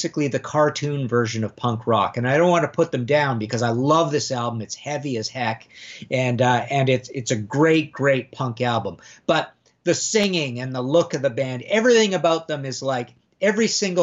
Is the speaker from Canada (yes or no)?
yes; Canada; I'm Canadian